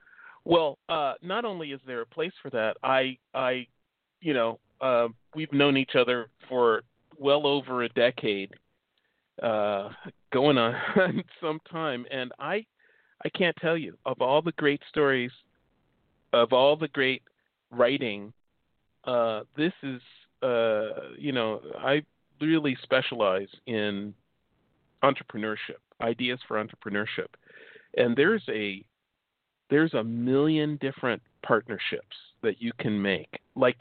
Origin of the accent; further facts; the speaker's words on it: Chicago, Illinois, United States; now in California, United States; I'm from Chicago.